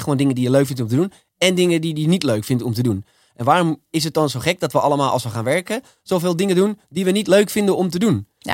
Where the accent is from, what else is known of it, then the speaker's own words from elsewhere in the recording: Almere, Flevoland, Netherlands; ik ben in Almere opgegroeid